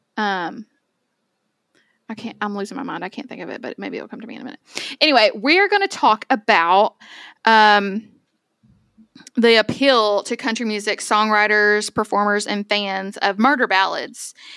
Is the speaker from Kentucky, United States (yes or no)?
yes; Owensboro, Kentucky, United States; Onsboro's where I'm from